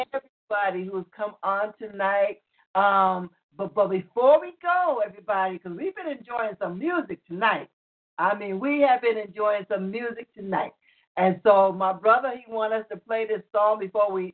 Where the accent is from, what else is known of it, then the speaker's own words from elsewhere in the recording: New York, United States; New York, my hometown, born and raised in New York